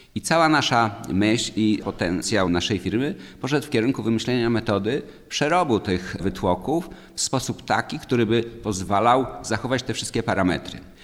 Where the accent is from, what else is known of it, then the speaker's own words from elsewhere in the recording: Warka-Grójec area, Masovian Voivodeship, Poland; Urodziłem się i wychowałem w rejonie warecko-grójeckim, znanym jako największy sad na świecie